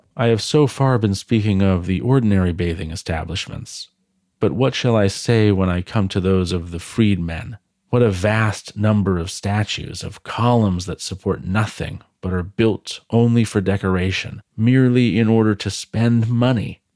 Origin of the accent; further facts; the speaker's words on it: United States; I'm American, for the time being